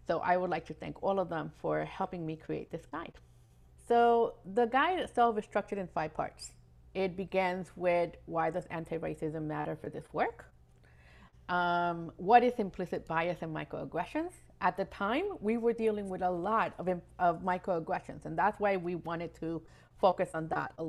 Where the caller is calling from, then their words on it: West Palm Beach, Florida, United States; I am connecting today from West Palm Beach, Florida, the ancestral lands of the Taino, Jaga, Tequesta, and Seminole people.